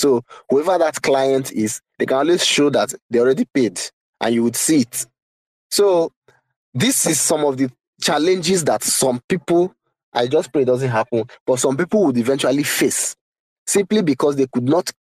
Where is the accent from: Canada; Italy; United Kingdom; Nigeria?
Nigeria; I'm a Nigerian